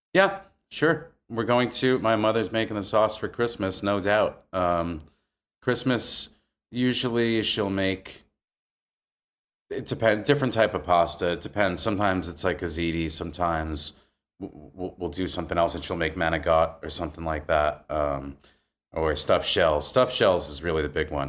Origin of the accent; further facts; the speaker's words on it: Maywood, New Jersey, United States; also born or lived in Wayne, New Jersey; I grew up in a really small town called Maywood, which bordered Hackensack